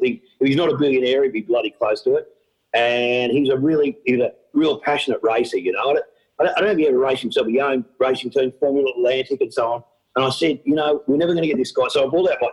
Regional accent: Australia; I'm from Australia

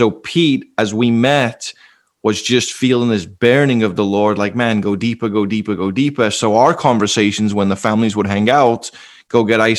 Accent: England, United Kingdom; now in United States; I grew up in England where the Bible was just some historic book, where there was many religions

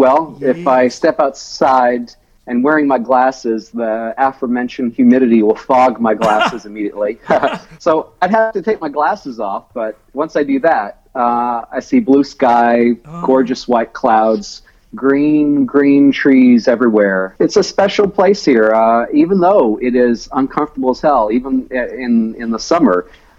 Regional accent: Ocean Springs, Mississippi, United States; we grew up in this big rambling house across the street from the Mississippi Sound, which is, the water, you know, it's not an ocean, but it's a sound, they call it, with barrier islands in view.

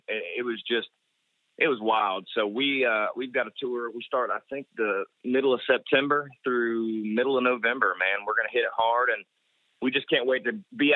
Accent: Ormond Beach, Florida, United States; I grew up in Ormond Beach, Florida, Volusia County

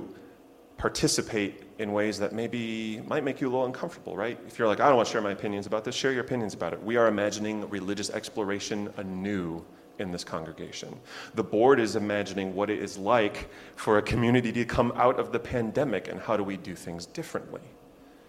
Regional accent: Chicago, Illinois, United States; now in Lexington, United States; my hometown of Chicago

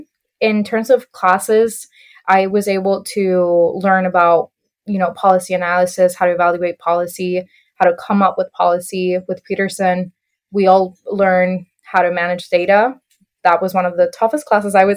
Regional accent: Puerto Rico; moved away as an adult; also born or lived in Iowa, United States; I was born and raised in Puerto Rico for about 18 years

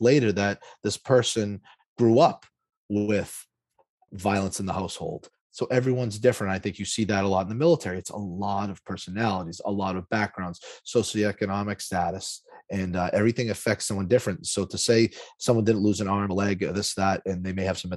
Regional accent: Lawrence, Massachusetts, United States; I grew up in Lawrence, Massachusetts.

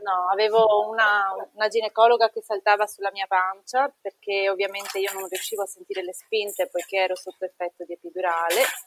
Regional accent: Treviso, Veneto, Italy; now in Trieste, Italy

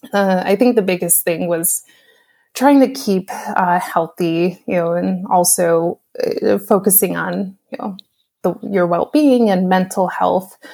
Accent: New York, United States; also born or lived in Orlando, Florida; now in Portland, United States; I'm originally from New York. I also lived in Orlando, Florida

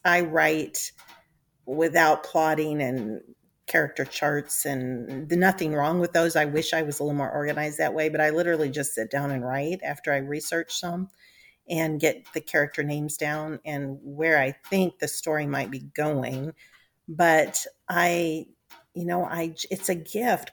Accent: United States; my family's involvement led to my Scottish ancestors coming to America, and that's why I'm an American and no longer a Scot

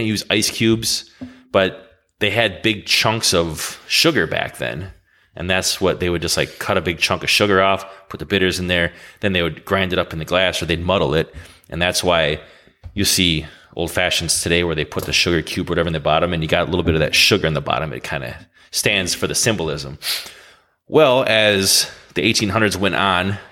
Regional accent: Wisconsin, United States; we're from Wisconsin, and we're pretty much known for our brandy old fashions. Way before old fashions became cool again, we've been drinking them since we were kids

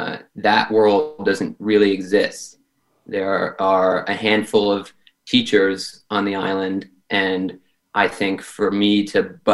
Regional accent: Martha's Vineyard, Massachusetts, United States; I mean, I have the luxury of growing up on Martha's Vineyard. I live there cost free.

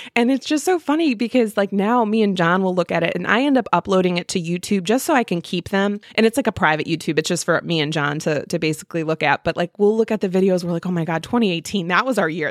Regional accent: Midwest, United States

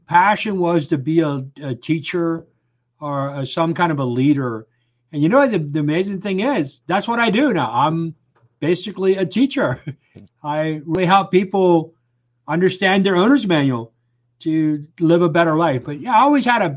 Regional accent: Lancaster County, Pennsylvania, United States; I grew up in a conservative Mennonite community right here in Lancaster County, the heart of Amish country

